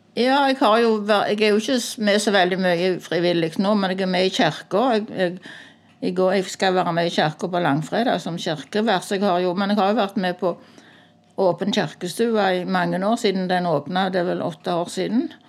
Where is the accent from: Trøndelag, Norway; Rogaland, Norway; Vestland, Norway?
Rogaland, Norway; Sandøy, Ryfylke; moved away as an adult; now in Randaberg, Norway; jeg kom egentlig fra Ryfylke, fra Sandøy